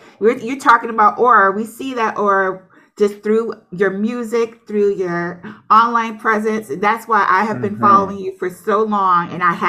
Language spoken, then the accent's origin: English; Newark, New Jersey, United States; moved away; originally, I'm from Newark, New Jersey. So from up there. To all over the East Coast